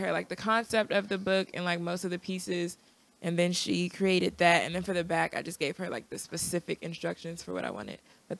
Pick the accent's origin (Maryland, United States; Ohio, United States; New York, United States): Maryland, United States; Accokeek; also born or lived in Upper Marlboro, Maryland / Camp Springs, Maryland; So I grew up originally in Accokeek. And then I moved to Upper Marlboro.